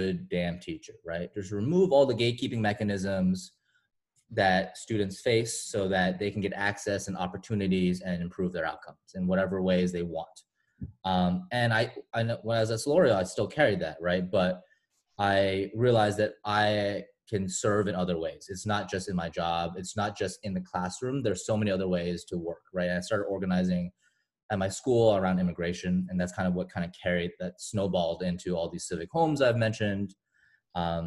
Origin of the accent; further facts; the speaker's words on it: Boston, Massachusetts, United States; also born or lived in China / Toronto, Canada; now in Chicago, United States; I'm originally from Boston. Well, I'm originally from China, but I've spent most of my life in Boston